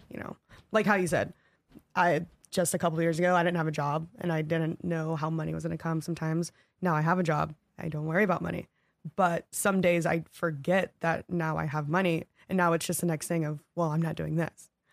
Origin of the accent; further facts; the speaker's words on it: the South, United States; I'm from the South and, like, redneck area